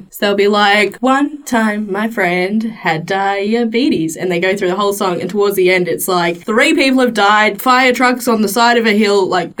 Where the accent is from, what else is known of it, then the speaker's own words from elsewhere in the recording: Sydney, New South Wales, Australia; accent: Sydney Australian; moved away; When I came here, I got told, "Oh, you're from Sydney, you've got a Sydney Australian accent." And I said, "What the fuck's a Sydney Australian accent?" But now that I go back to Sydney, I get it. I do get it. I did have a Sydney Australian accent.